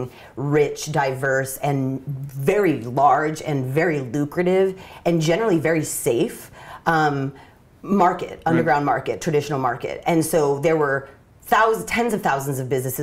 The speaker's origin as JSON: {"language": "English", "region": "Northern California", "country": "United States", "tie": "born or raised there", "said": "born and raised in NorCal"}